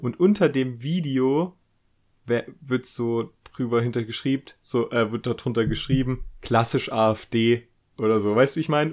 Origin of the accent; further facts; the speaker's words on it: Germany; wir Deutschen